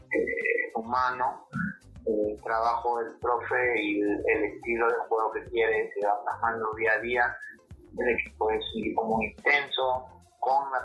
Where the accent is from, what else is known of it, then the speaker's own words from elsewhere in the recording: Lima, Peru; Lima, San Flores.